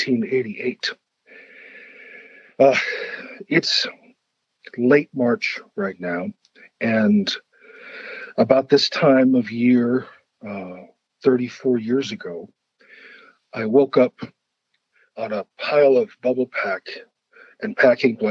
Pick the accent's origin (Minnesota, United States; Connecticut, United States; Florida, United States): Minnesota, United States; Brainerd; my hometown, it's called Brainerd. It's up in the middle of Minnesota.